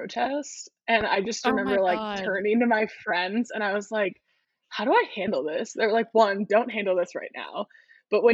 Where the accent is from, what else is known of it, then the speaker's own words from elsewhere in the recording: College Park, Maryland, United States; I grew up in College Park, Maryland, which is right outside of Washington, D.C.